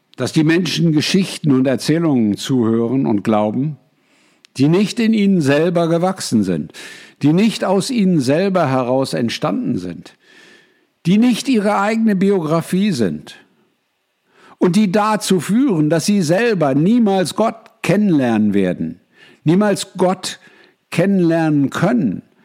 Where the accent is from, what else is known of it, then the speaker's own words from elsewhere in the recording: Germany; moved away; ich bin früher mal Deutscher gewesen